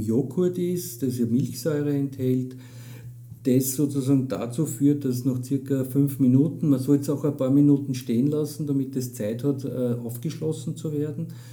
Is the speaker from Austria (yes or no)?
yes; Austria; bei uns in Österreich